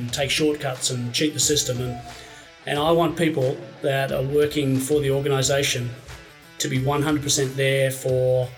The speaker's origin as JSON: {"language": "English", "country": "Australia", "tie": "born or raised there", "moved": "yes", "lives_now": "Paris, France", "said": "I was born in Australia"}